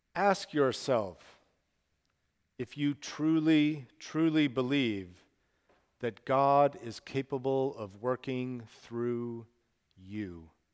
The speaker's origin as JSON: {"language": "English", "town": "Salt Lake City", "region": "Utah", "country": "United States", "tie": "born or raised there", "also_born_or_lived": "Portland, Oregon", "moved": "as an adult", "said": "Salt Lake City, where I grew up"}